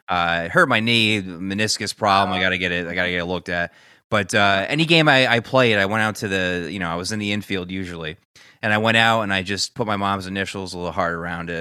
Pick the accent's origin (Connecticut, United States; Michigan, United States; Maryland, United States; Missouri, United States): Connecticut, United States; Newtown; my hometown, Newtown, Connecticut